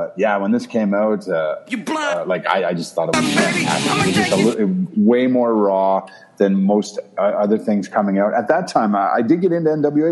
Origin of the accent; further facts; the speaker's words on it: Prince Edward Island, Canada; I'm from Prince Edward Island, a small little place, for those of you who don't know where it is, in Canada.